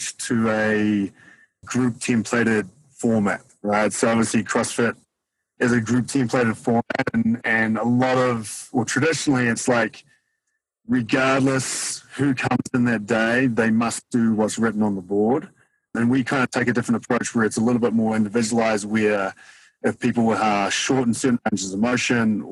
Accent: New Zealand; now in Denver, United States; I am from New Zealand, even though I get called Australian pretty much every day of my life over here.

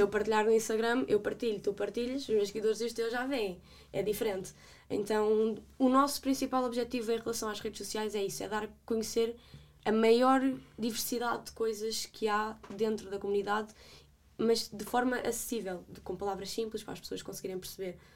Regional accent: Vale de Milhaços, Setúbal, Portugal; sou da Margem Sul, de Valdemelhaços

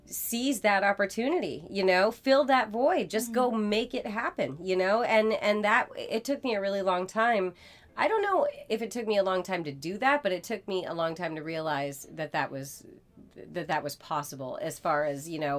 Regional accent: Masconomet, Massachusetts, United States; both graduated from Masco.

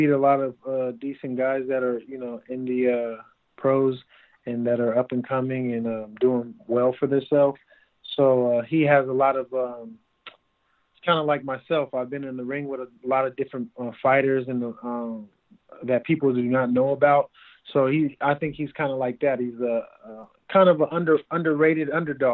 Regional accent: West Coast, United States; We're both from the West Coast in the same area

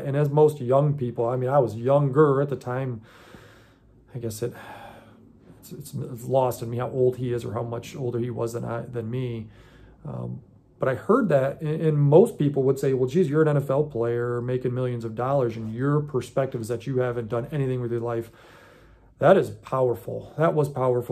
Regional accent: United States; I was born in America

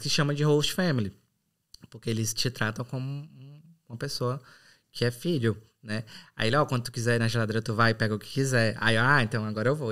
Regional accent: São Benedito, Ceará, Brazil; moved away as an adult; also born or lived in Sobral / Fortaleza / England; now in Ireland; sou do Ceará, mais boa. precisamente de São Benedito, na Serra da Ibiapaba

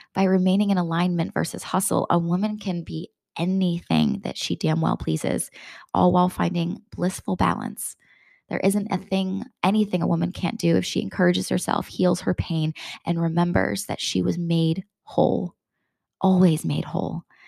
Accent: Bristol, Connecticut, United States; where I grew up in Bristol, Connecticut

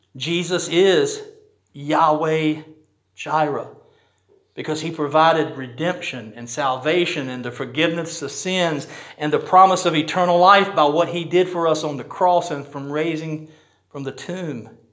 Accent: United States; I'm proud to have been born in this country. I'm so glad I'm an American.

